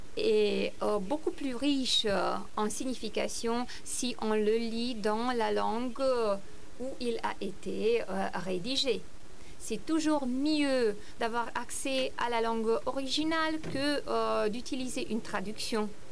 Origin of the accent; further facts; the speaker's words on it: Romania; moved away; j'ai passé mon enfance en Roumanie